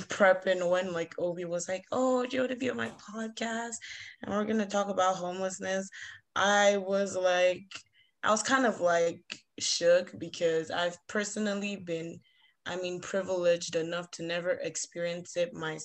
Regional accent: Nigeria; moved away as an adult; now in Canada; I grew up in Nigeria. I'm Nigerian. I'm only in Canada for school.

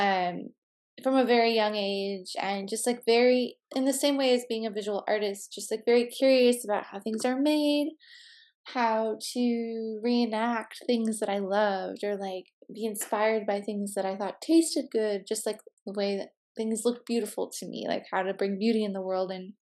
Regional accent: southwest suburbs of Chicago, Illinois, United States; moved away; I grew up in the southwest suburbs of Chicago

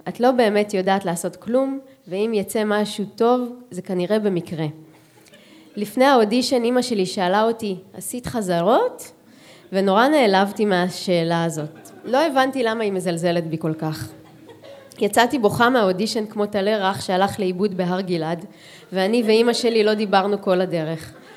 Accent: Holon, Tel Aviv District, Israel; לשורשים שלי של שנות התשעים בחולון

